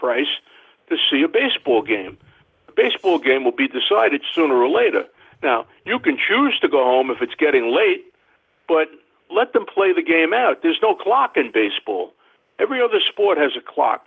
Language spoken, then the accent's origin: English; East Williston, New York, United States; my hometown of East Williston here on Long Island